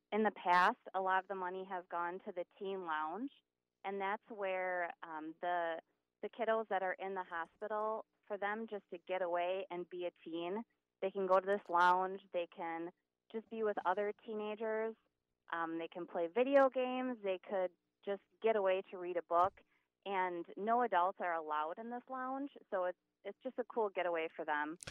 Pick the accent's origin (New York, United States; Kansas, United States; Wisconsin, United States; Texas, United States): Wisconsin, United States; Hortonville; also born or lived in Neenah, Wisconsin; I went to Hortonville High School